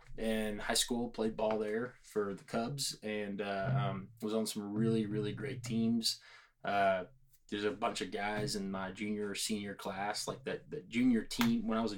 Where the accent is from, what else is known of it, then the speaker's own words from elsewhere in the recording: Washington County, Texas, United States; I grew up in Washington County, the birthplace of Texas